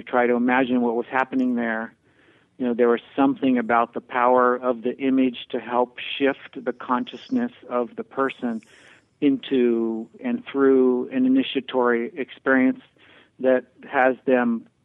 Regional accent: Pennsylvania, United States; As a kid in Pennsylvania

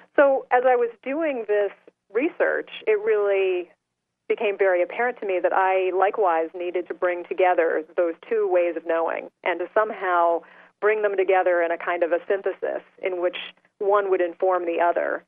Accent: Salem, Massachusetts, United States; I grew up in Salem, Massachusetts

